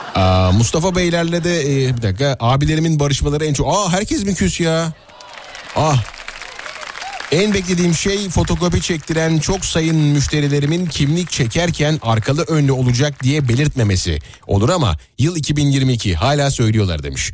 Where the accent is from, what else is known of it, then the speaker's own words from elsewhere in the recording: Nazilli, Aydın, Turkey; moved away; memleketimden beni dinleyen dinleyicilerime